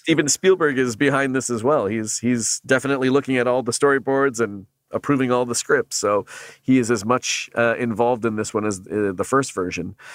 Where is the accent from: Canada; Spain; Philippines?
Canada; now in United States; being a Canadian